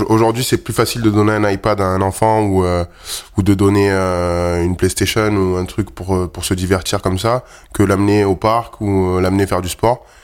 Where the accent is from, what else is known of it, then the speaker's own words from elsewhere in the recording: Provence-Alpes-Côte d'Azur, France; Ouais, c'est plutôt dans le sud. C'est vrai que le, football prime, surtout euh, là d'où je viens. Il y a beaucoup plus de, clubs de foot que de rugby. Même si on a des bonnes écoles de rugby là-bas et un grand club comme le RCT.